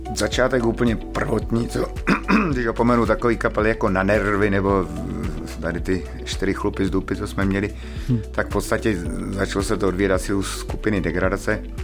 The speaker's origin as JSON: {"language": "Czech", "town": "Ostrava", "region": "Moravian-Silesian Region", "country": "Czechia", "said": "jsem z Ostravy. Proskovic, to je taková výzka, výzka na periferii, no, Ostravy."}